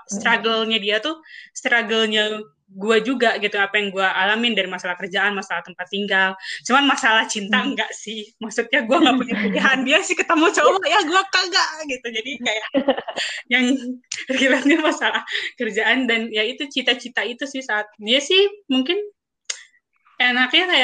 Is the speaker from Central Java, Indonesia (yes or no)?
no; Bandung, West Java, Indonesia; moved away as an adult; now in Jakarta, Indonesia; gue itu kan orang Bandung gue ke Jakarta umur 22